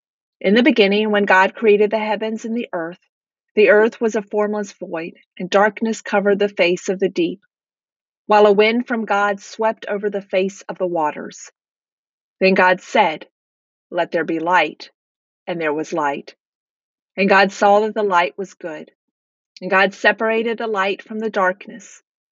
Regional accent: Nashville, Tennessee, United States; also born or lived in Georgia / North Carolina; I was born in Georgia and lived my first 5 years in a small town in the Blue Ridge Mountains of North Carolina. I lived 7 years in Nashville, Tennessee.

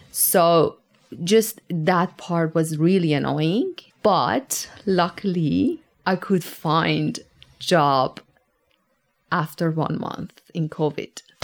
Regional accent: Tehran, Tehran Province, Iran; moved away as an adult; now in Tasmania, Australia; I come from Tehran. Tehran is a massive compact city

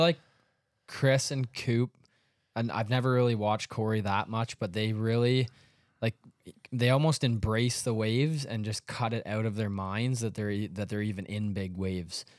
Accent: Canada; we're from Canada

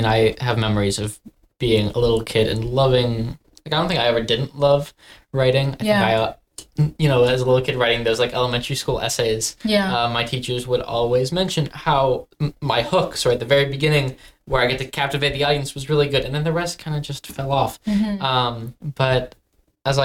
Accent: Buffalo, New York, United States; I was born and raised here in Buffalo.

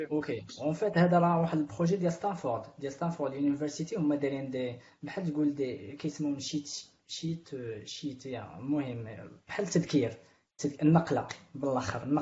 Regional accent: Morocco; انا كاين مغاربه اخرين

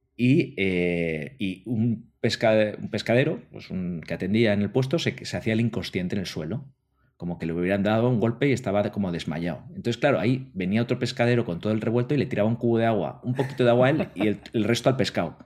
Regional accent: Spain; los que somos de España

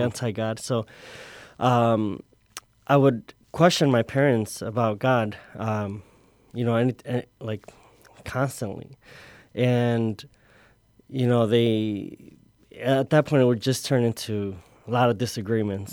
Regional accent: Chicago, Illinois, United States; also born or lived in Tonalá, Jalisco, Mexico; at the age of five, I was, uh, I came here to Chicago. I grew up in the, uh, little village area

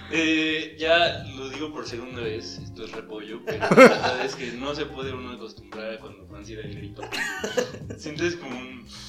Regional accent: Naucalpan, State of Mexico, Mexico; Yo vengo de la zona de transición entre lo feo de Naucalpan y lo bonito de Naucalpan, que es San Mateo

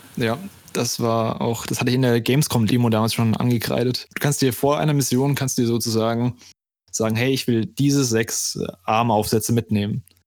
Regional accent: Germany; wie ich als Deutscher sage

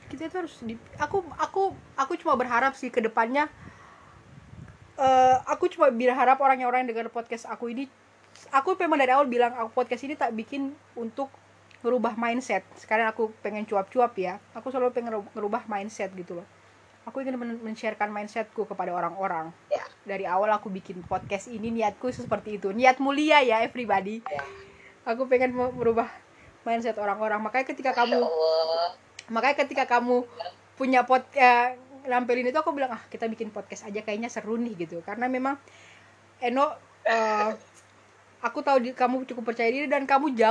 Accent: Sulawesi, Indonesia; now in Java, Indonesia; aku dari Sulawesi itu pindah ke Pulau Jawa di mana ada perbedaan perbedaan culture yang cukup kuat

